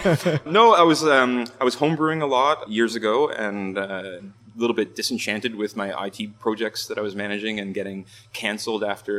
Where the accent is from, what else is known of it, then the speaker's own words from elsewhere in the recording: Ontario, Canada; moved away as an adult; also born or lived in Scotland; now in Vancouver, Canada; I'm originally from Ontario.